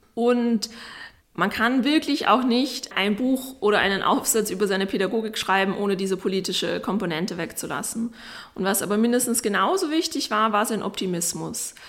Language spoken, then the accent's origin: German; Vienna, Austria; Arthur und ich sind quasi beide in derselben Wohnung aufgewachsen im Abstand von 60 Jahren